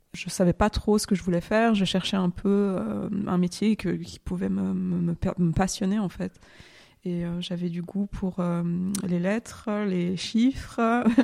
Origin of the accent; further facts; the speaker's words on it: near Lyon, Auvergne-Rhône-Alpes, France; also born or lived in Ferney-Voltaire / Geneva; Je suis née en France, euh, à côté de Lyon, au Yona, un petit village.